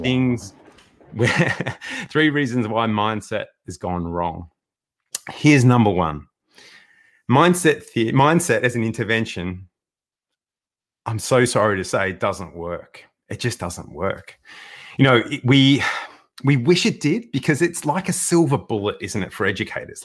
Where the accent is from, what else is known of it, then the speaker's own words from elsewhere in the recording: Melbourne, Victoria, Australia; born and bred in Melbourne.